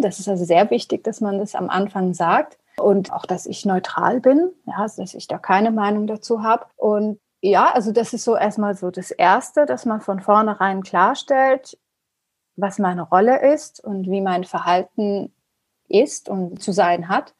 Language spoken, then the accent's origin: German; Germany; first language Persian; German is a second language; Also Farsi ist meine Muttersprache und Deutsch ist nicht wirklich meine Muttersprache, also nicht meine Muttersprache, aber ich bin mit der deutschen Sprache aufgewachsen. Ich habe meine Schulbildung und mein Studium und eigentlich alles in Deutschland gehabt.